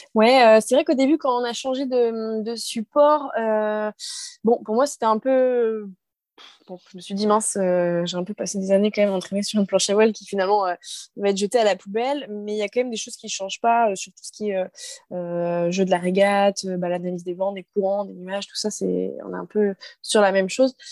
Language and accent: French; Brest, Brittany, France; je suis originaire de Brest